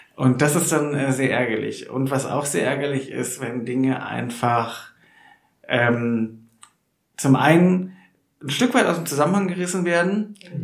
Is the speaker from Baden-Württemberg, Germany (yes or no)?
yes; Neckartenzlingen, near Nürtingen, Baden-Württemberg, Germany; Nürdingen, ja, wo ich auch um die Ecke aufgewachsen bin in den Kartenzlingen